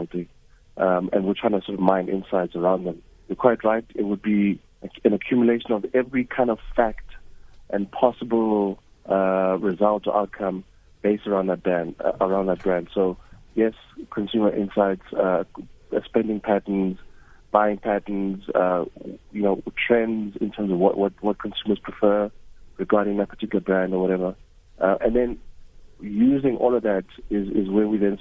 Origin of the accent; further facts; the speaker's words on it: Soweto, Gauteng, South Africa; I grew up in Mufolo in Soweto, which is the middle of Soweto.